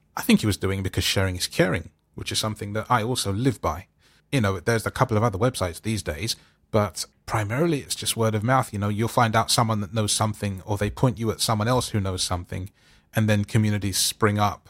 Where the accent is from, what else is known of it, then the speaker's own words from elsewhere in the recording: London, United Kingdom; I'm from London